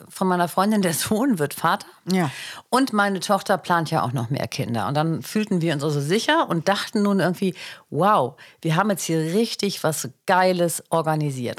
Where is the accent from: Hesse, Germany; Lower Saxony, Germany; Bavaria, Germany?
Lower Saxony, Germany; Hanover; also born or lived in Mecklenburg; Ich war ja in Hannover